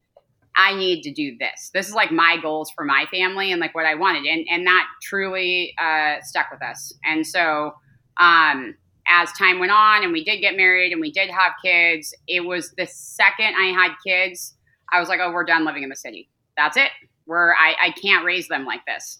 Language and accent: English; Calabasas, California, United States; I grew up in Los Angeles, um, the outskirts of Los Angeles, in Calabasas specifically